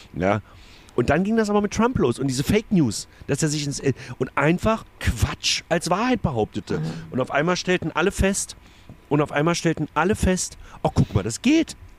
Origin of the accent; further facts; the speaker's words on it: the East, eastern Germany, Germany; bei uns im Osten